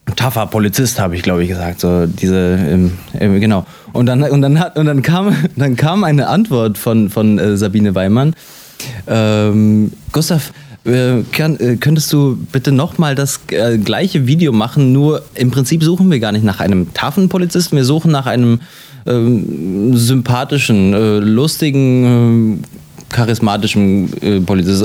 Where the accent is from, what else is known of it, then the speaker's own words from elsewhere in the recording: Hanover, Lower Saxony, Germany; ich bin in Deutschland geboren, äh, wie Sie gesagt haben, und habe mein ganzes Leben in Deutschland verbracht